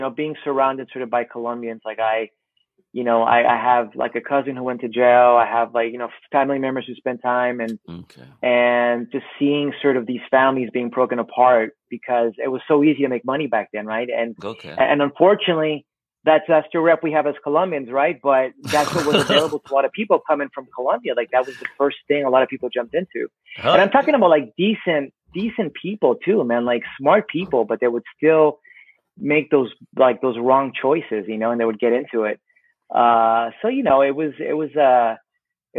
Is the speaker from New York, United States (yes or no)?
no; Miami, Florida, United States; I grew up in Miami myself